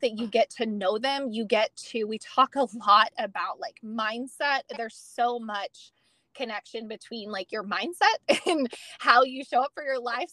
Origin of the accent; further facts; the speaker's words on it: California, United States; moved away as an adult; now in Texas, United States; I am originally from California. Um, was born, um, well, was raised there.